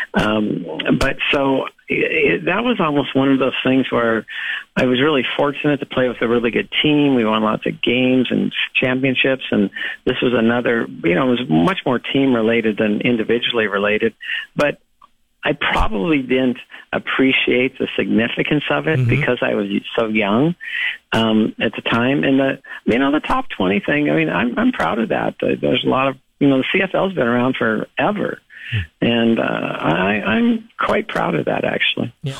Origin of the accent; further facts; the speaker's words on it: Los Angeles, California, United States; I grew up in Los Angeles